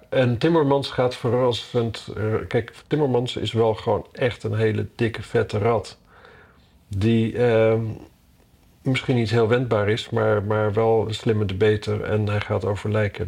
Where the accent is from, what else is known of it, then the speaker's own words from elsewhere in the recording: Drenthe, Netherlands; Ik kom uit Drenthe